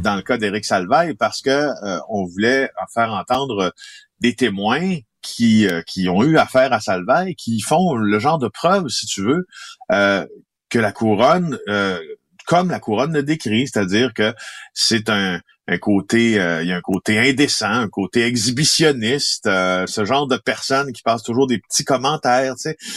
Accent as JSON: {"language": "French", "town": "Ville-Marie", "region": "Quebec", "country": "Canada", "tie": "born or raised there", "said": "je suis né en Abitibi-Témiscamingue dans un petit village qui s'appelle Ville-Marie de 3000 personnes"}